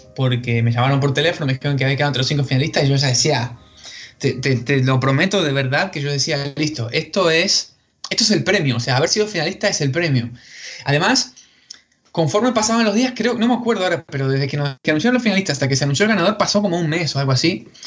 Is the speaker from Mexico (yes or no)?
no; Patagonia, Argentina; soy originario de la Patagonia, en la parte argentina, el sur de la Argentina